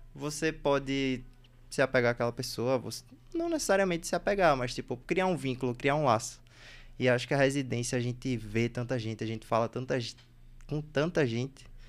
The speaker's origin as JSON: {"language": "Portuguese", "town": "Recife", "region": "Pernambuco", "country": "Brazil", "tie": "born or raised there", "also_born_or_lived": "Bahia", "accent": "Recife", "moved": "as an adult", "lives_now": "São Paulo, Brazil", "said": "eu morei em Recife porque eu fui fazer ensino médio lá, mas tipo, eu nasci na Bahia"}